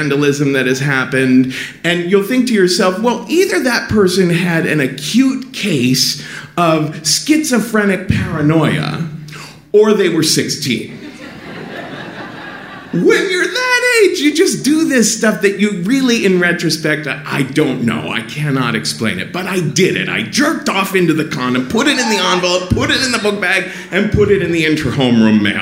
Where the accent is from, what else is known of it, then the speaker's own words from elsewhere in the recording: Cincinnati, Ohio, United States; growing up in Cincinnati